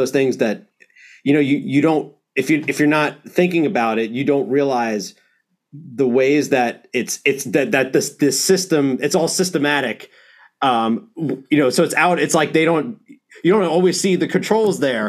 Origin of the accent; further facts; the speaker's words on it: New York, United States; I'm from New York